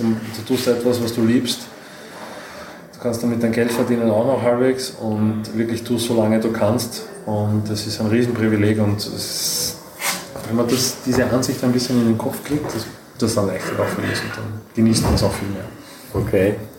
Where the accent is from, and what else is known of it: Austria